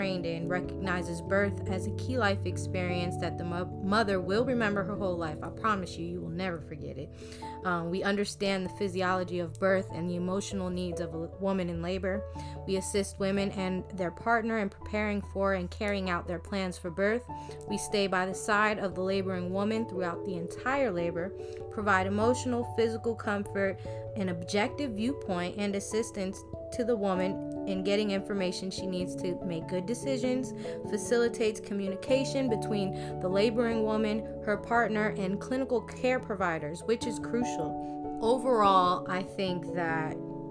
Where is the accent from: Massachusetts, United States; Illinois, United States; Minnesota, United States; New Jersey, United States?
New Jersey, United States; moved away; also born or lived in South Florida; my home state, New Jersey